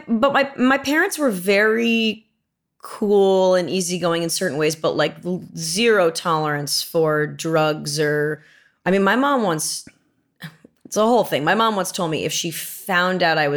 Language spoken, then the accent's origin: English; Manhattan Beach, California, United States; I grew up here. I grew up in Manhattan Beach, which is not